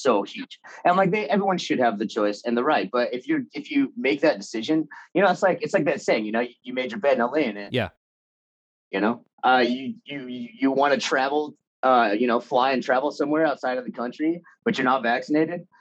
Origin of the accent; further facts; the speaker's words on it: Anaheim, California, United States; I was born in Anaheim. Grew up in Anaheim